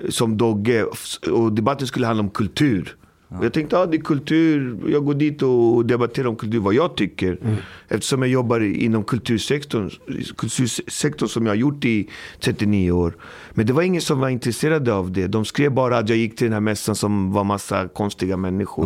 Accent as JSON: {"language": "Swedish", "town": "Botkyrka", "region": "Stockholm County", "country": "Sweden", "tie": "born or raised there", "said": "Och jag kommer från Alby, uppfostrad, uppvuxen i Alby"}